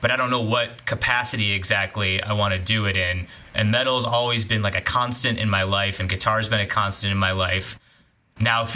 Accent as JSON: {"language": "English", "town": "Chicago", "region": "Illinois", "country": "United States", "moved": "yes", "said": "I'm from Chicago originally"}